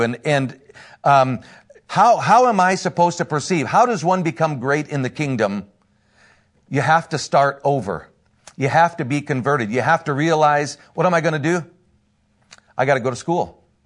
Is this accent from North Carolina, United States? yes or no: no; Northern Indiana, United States; I am from Northern Indiana, been a pastor up there for quite a few years